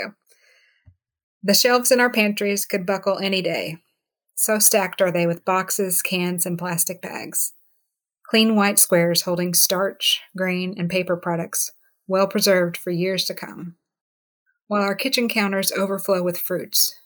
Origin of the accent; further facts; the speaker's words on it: the South, United States; I grew up in the South, you know, and I didn't like molasses when I was growing up.